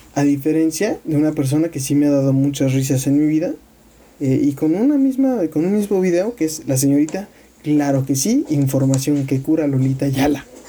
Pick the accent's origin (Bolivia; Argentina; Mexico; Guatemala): Mexico; siendo mexicanos